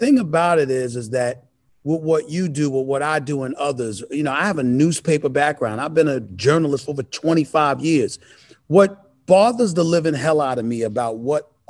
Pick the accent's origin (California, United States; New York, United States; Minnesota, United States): New York, United States; New York City; I grew up in Hollis, Queens